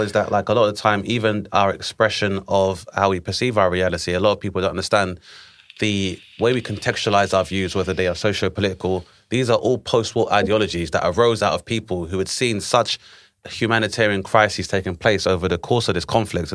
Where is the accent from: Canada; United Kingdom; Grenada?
Grenada; moved away; my home country of Grenada was invaded in nineteen eighty-two